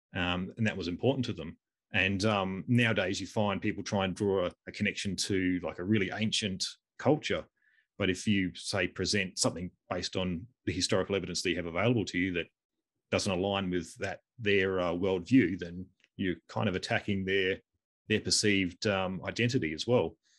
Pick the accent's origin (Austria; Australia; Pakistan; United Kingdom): Australia; we're both Australian.